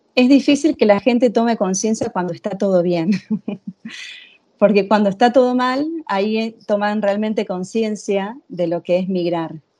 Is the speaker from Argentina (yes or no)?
yes; Argentina; moved away as an adult; also born or lived in Venezuela / Italy; now in Spain; yo soy argentina, nací en Argentina, hice toda mi formación en psicología